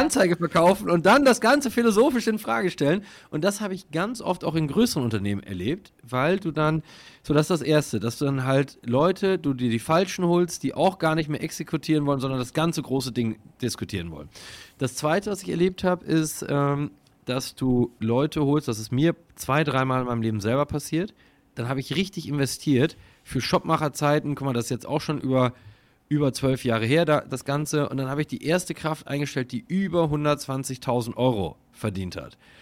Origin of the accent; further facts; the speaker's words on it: Münsterland, North Rhine-Westphalia, Germany; ich bin halt so im Dorf groß geworden und das, im Münsterland